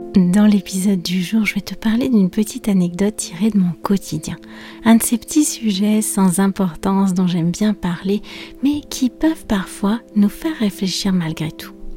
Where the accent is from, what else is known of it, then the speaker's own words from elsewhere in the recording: France; je suis française